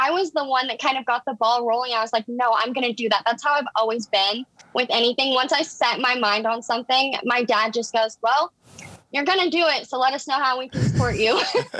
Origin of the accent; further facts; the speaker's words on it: Casper, Wyoming, United States; also born or lived in Laramie; growing up in Casper, it was kind of chill. Like, that's just how it was growing up in a small town. Everyone knows everyone.